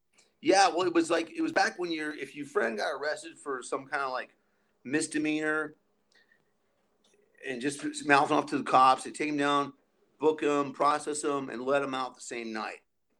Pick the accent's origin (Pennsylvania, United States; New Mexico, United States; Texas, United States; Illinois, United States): New Mexico, United States; Albuquerque; me and some of my main friends growing up in Albuquerque, we were all in jail peeking on LSD one night